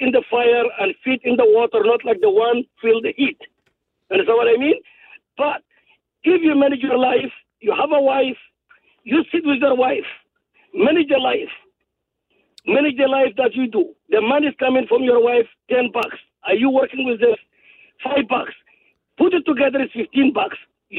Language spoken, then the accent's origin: English; Sudan; also born or lived in South Sudan; now in Canada; I'm immigrant to this country from Sudan. We live in the great country, but people taking advantage of it, especially us as a Canadian.